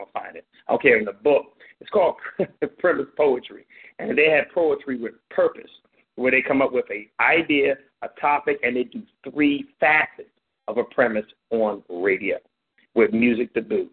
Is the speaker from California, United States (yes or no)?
yes; Compton, California, United States; I grew up in Compton